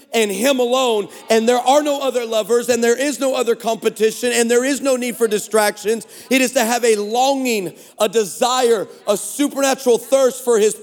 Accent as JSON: {"language": "English", "region": "Texas", "country": "United States", "tie": "born or raised there", "said": "we're from Texas"}